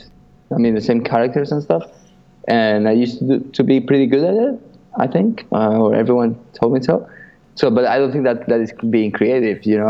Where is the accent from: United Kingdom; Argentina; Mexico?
Argentina; Buenos Aires; moved away; also born or lived in Spain; I'm from Buenos Aires, in Argentina